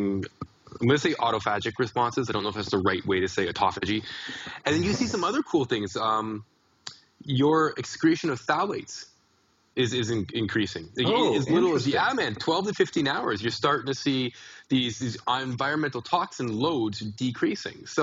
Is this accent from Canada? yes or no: yes; Canada; I'm a Canadian